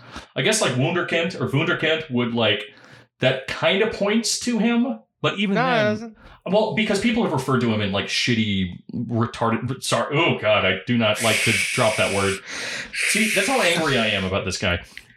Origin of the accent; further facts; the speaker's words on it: California, United States; I grew up in Southern California.